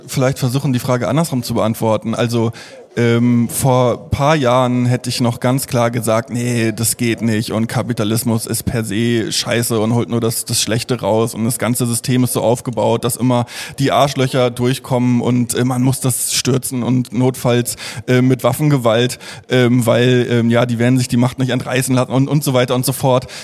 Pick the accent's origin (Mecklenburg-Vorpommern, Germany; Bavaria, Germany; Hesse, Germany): Mecklenburg-Vorpommern, Germany; Stralsund; im Theater äh, Vorpommern in Stralsund, äh, wo ich aufgewachsen bin